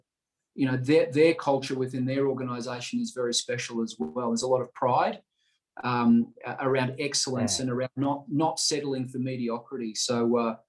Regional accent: Melbourne, Victoria, Australia; also born or lived in London; my Western Bulldogs supporting that I had as a child growing up in Melbourne

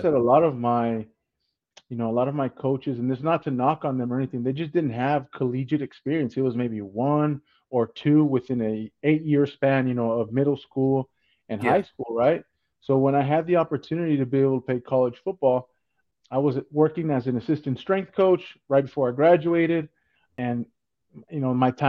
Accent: South Texas, United States; I'm originally from South Texas. My parents, they came from Mexico. So I'm a first generation Mexican American

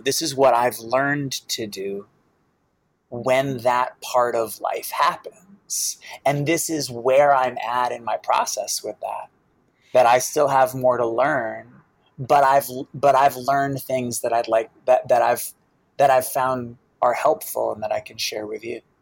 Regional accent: Boston, Massachusetts, United States; I grew up in Boston

